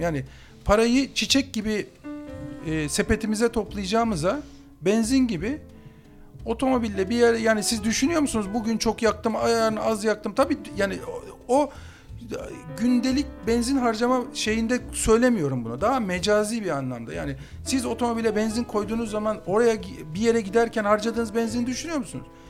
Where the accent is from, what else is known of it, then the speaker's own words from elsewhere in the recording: Istanbul, Turkey; ben oralıyım